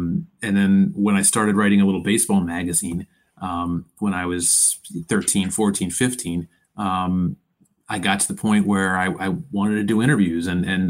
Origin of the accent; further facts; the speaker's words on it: Philadelphia, Pennsylvania, United States; I was born in Philadelphia in 1975, and so if you fast forward ahead 5-6 years, Phillies are the best team in baseball, and I'm growing up in the suburbs